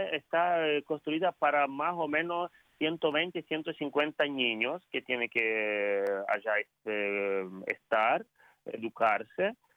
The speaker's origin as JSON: {"language": "Spanish", "country": "Ukraine", "also_born_or_lived": "Rome", "second_language": "Spanish", "said": "Soy, puro ucraniano, eh, soy puro ucraniano, no tengo ni familiares eh, de lengua española"}